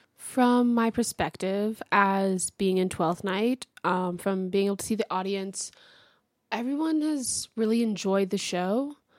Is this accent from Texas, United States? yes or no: yes; Houston, Texas, United States; moved away as an adult; also born or lived in Elsah, Illinois; I'm from Houston, Texas.